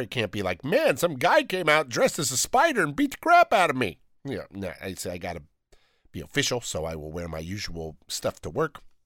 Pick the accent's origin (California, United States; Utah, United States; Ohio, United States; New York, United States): California, United States; Downey; I'm from Downey